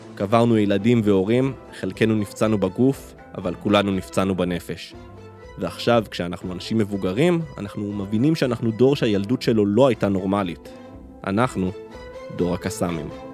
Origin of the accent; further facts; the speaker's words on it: Nahal Oz, Southern District, Israel; לפני 31 שנים נולדתי בקיבוץ נחל עוז על גבול רצועת עזה